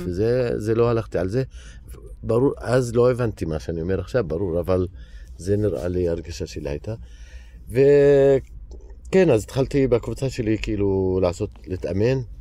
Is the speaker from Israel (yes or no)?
no; Hizma, Palestine; Hebrew is a second language; now in Ramallah, Palestine; אני מכפר חזמה, שזה עשר דקות ממרכז ירושלים, אז אני גדלתי באזור ירושלים